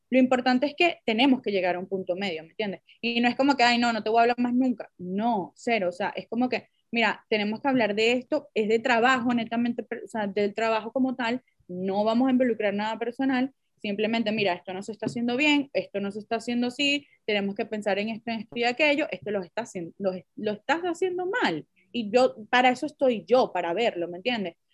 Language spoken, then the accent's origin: Spanish; Venezuela; muchas somos venezolanas, cada quien ha tenido sus experiencias diferentes, bien sea en diferentes países o en diferentes culturas, porque en verdad en Venezuela nosotros somos multiculturales